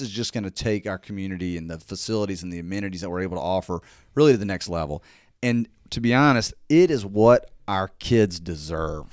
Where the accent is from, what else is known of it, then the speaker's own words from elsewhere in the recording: Jackson, Mississippi, United States; moved away as an adult; now in Hernando, United States; originally, uh, I'm from Jackson, Mississippi